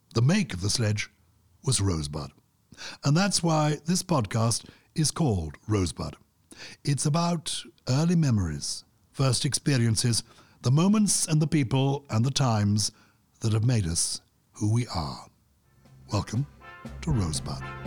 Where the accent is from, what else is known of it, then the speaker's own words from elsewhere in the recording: London, United Kingdom; I was brought up in London in the nineteen fifties